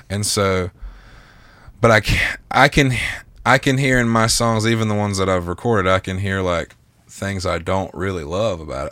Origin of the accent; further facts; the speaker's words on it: the South, United States; I'm from the South